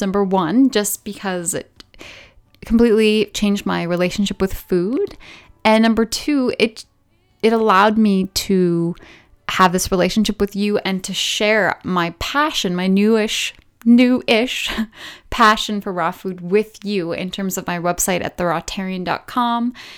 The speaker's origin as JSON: {"language": "English", "region": "British Columbia", "country": "Canada", "tie": "born or raised there", "said": "I was born in Canada, on the west coast of Canada, so in British Columbia, to a relatively somewhat normal family."}